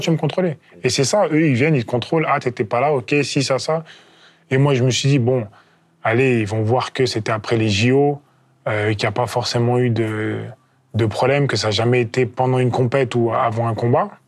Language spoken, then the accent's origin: French; France; Je suis le premier champion olympique français en poids lourd